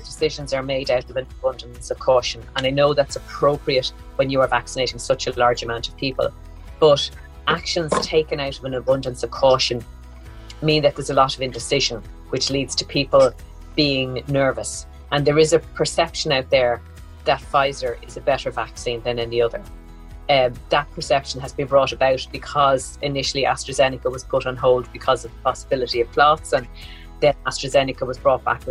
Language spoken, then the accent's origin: English; Dublin, Leinster, Ireland; Born and raised in Dublin, capital of Ireland